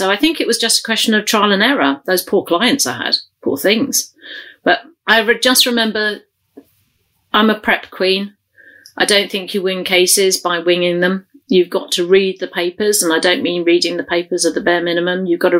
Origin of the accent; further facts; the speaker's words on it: London, United Kingdom; accent: London; The one thing I do regret dropping is I lost my accent. And with hindsight, I think that's a really big mistake to me. Because my home accent is very, very London, really London.